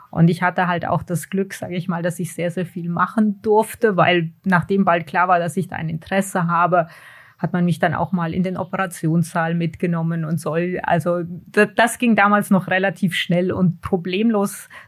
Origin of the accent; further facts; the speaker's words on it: Hanau, Hesse, Germany; Ah, in diesem Fall war das ähm, in, in Hanau. Also ich bin in Deutschland geboren und aufgewachsen.